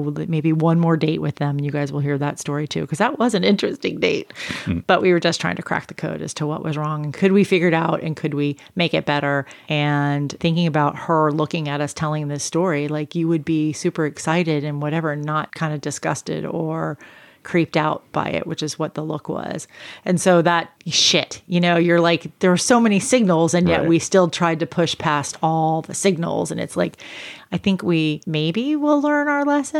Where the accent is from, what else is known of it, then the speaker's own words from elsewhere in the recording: Virginia, United States; moved away; Virginia, where I'm from